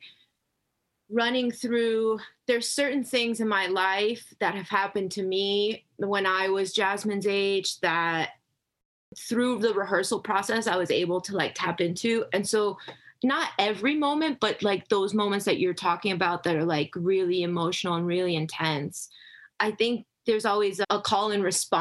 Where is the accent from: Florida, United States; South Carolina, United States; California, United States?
Florida, United States; Miami; I grew up in Miami, Florida